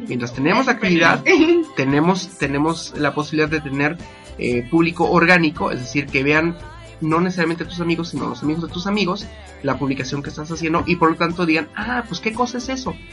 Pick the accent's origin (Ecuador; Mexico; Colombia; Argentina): Mexico; Apizaco, Tlaxcala; yo soy de Pisaco, estamos en Tlaxcala